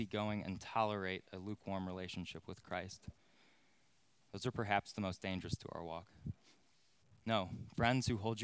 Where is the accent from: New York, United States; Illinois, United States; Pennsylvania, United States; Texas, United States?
Illinois, United States; Crystal Lake; now in Plainfield, United States; Growing up in Crystal Lake, we had this infamous sledding hill at Veterans Acres